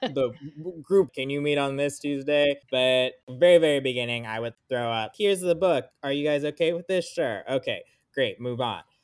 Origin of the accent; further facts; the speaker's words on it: South Florida, United States; moved away as an adult; also born or lived in California / Sri Lanka (ancestry); now in Louisville, United States; I mostly grew up in South Florida